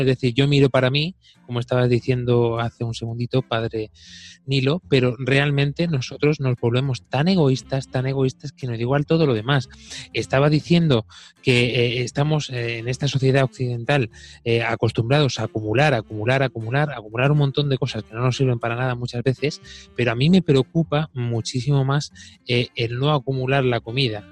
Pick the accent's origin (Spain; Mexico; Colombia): Spain; yo esto lo he vivido de pequeño en mi pueblo